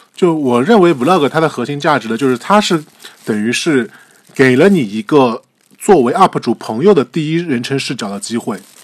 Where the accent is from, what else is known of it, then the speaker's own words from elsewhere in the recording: Shanghai, China; 作为一个上海人，我在上海生活了三十多年